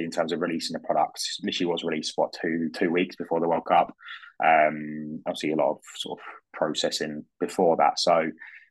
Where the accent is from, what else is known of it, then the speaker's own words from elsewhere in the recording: United Kingdom; being a Brit